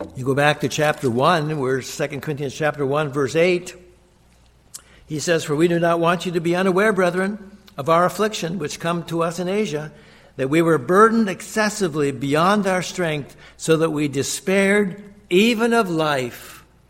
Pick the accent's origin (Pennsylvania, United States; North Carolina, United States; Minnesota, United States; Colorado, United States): Minnesota, United States; Glenwood; I was born in 1945 in Glenwood, Minnesota